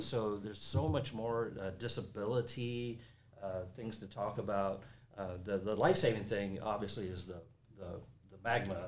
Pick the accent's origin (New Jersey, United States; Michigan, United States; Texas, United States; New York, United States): Texas, United States; Corpus Christi; also born or lived in Colorado; moved back to Texas, my hometown of Corpus Christi